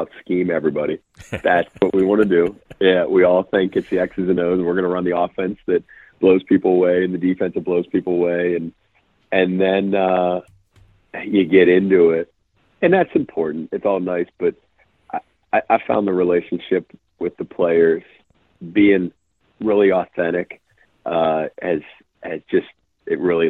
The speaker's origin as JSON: {"language": "English", "region": "Western Pennsylvania", "country": "United States", "tie": "born or raised there", "moved": "yes", "said": "I grew up in Western PA too"}